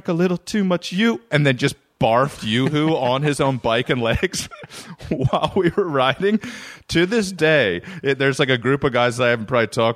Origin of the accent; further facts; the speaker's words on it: Reisterstown, Maryland, United States; moved away; I got no regrets growing up in old 21136.